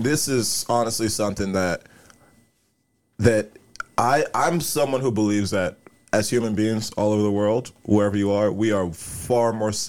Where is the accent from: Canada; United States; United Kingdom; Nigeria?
Nigeria; born there; So we were there for 2 months, and so I was, you know, I was born in Nigeria.